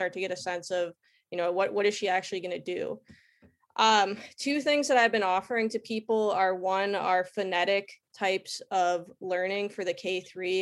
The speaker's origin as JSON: {"language": "English", "region": "Wisconsin", "country": "United States", "tie": "born or raised there", "also_born_or_lived": "Texas", "moved": "yes", "lives_now": "San Diego, United States", "said": "I am a proud Wisconsin native"}